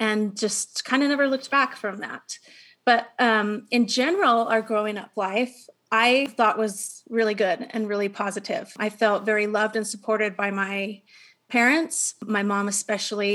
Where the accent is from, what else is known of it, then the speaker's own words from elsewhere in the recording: Utah, United States; also born or lived in Kaysville, Utah; I live in Kaysville, Utah, born and raised in Utah